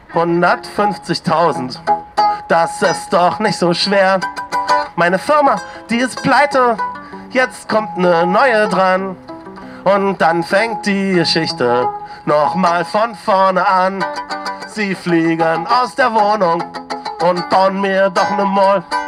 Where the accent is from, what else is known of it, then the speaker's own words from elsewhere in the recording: East Germany, Germany; als Ossi